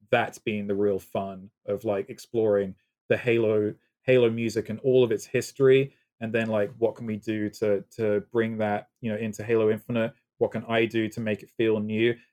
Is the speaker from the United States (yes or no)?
no; United Kingdom; accent: British; moved away; I have my faint British accent still